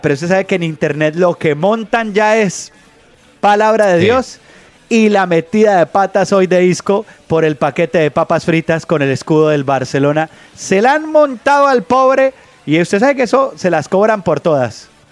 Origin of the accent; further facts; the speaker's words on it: Colombia; nosotros que somos colombianos